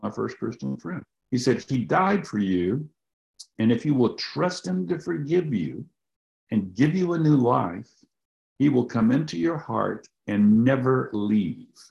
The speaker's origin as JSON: {"language": "English", "region": "the Bible Belt", "country": "United States", "tie": "born or raised there", "said": "Growing up in the Bible Belt"}